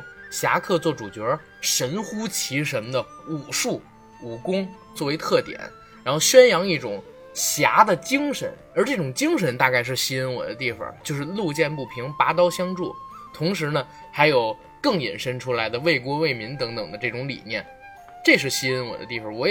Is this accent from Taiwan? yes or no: no; China; 作为一个中国人。作为一个华人，